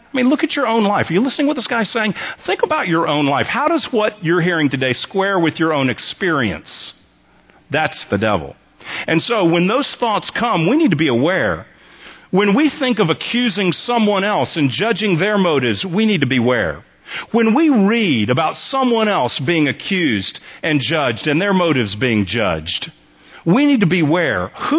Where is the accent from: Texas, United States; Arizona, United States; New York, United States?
Texas, United States; I think of myself primarily as a Texan.